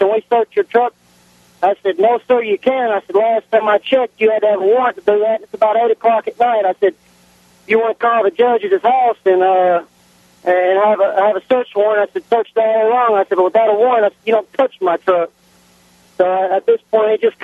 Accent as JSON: {"language": "English", "town": "Nashville", "region": "Tennessee", "country": "United States", "tie": "born or raised there", "moved": "as an adult", "lives_now": "West Tennessee, United States", "said": "I was raised up in Nashville, so I'm used to dealing with an aggressive police force, but I moved to West Tennessee"}